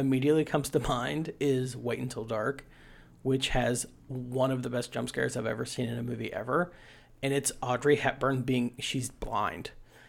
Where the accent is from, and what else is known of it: West Virginia, United States